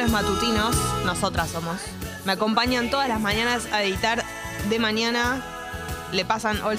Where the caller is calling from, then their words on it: Boedo, Buenos Aires, Argentina; Hola, buen día. … de Boedo barra San Cristóbal, límite justo.